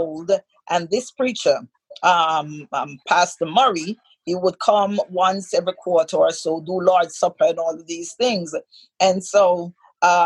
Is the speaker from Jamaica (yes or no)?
yes; Saint Catherine, Jamaica; I hail from St. Catherine, Jamaica